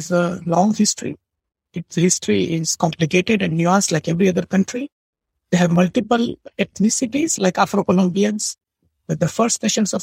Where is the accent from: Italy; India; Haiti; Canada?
India; now in United States; I didn't know that I was a South Asian until I got to America because I always thought I'm Indian